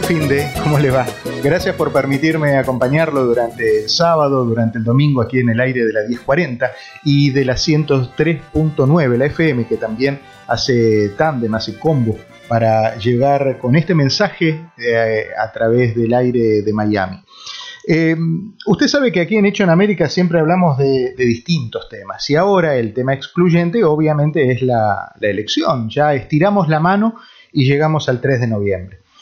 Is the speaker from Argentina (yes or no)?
yes; Argentina; now in United States; como argentino